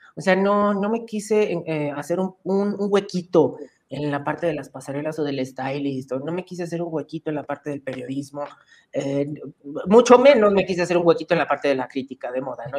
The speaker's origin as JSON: {"language": "Spanish", "country": "Mexico", "said": "¿De dónde vienes? Le digo, de México."}